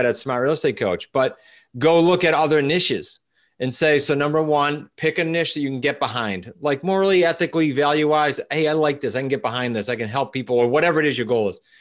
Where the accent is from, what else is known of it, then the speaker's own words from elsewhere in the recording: New England, United States; we're from New England, like, we're all blunt